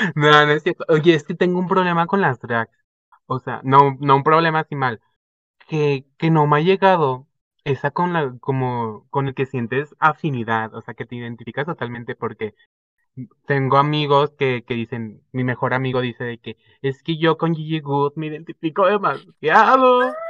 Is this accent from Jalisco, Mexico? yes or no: yes; Zapopan, Jalisco, Mexico; soy de Guadalajara, Jalisco, México, especialmente de Zapopan